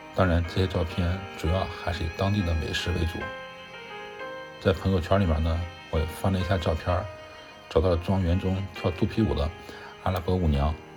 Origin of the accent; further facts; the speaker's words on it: China; 我是中国的大乘佛教徒